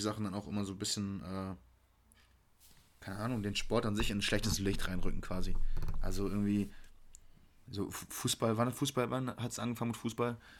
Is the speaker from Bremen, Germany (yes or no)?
no; Hamburg, Germany; moved away; ich komme ja aus Hamburg